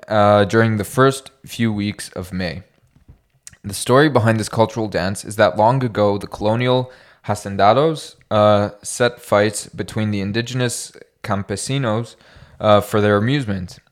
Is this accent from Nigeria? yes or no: no; Canada; we're Canadian